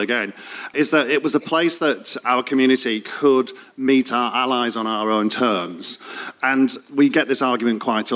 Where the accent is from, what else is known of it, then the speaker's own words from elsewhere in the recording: Leeds, Yorkshire and the Humber, United Kingdom; moved away as an adult; now in London, United Kingdom; I came from Leeds